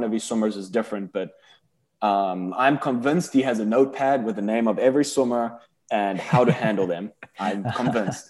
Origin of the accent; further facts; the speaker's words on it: South Africa; moved away; we're both South African boys